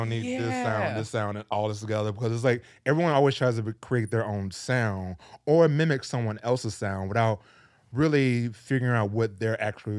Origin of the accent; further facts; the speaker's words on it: Jacksonville, Florida, United States; Well, I grew up in Jacksonville. And in Jacksonville, that's where I started DJing, but I was DJing in strip clubs.